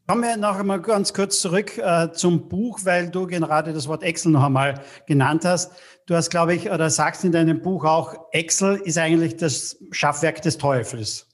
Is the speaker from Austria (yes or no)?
yes; Austria; bei uns in Österreich